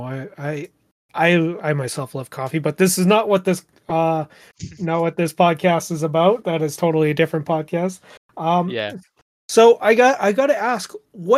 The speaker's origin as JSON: {"language": "English", "country": "Canada", "said": "as a Canadian"}